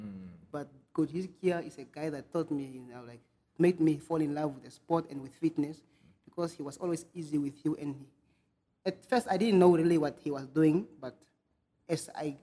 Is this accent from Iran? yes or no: no; Arandis, Erongo, Namibia; moved away as an adult; also born or lived in Ongwediva; from the streets of Arandes. From the street of Arandes, and I started school there